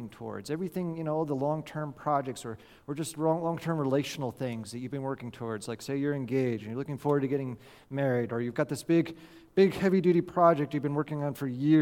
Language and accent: English; California, United States; Growing up in California, back in 1989, when I was a 9-year-old boy watching the World Series